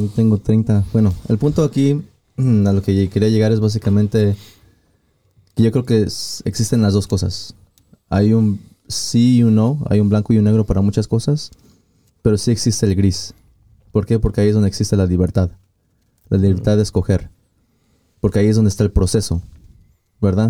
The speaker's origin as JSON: {"language": "Spanish", "country": "Mexico", "moved": "yes", "said": "mi pueblo allá en, México"}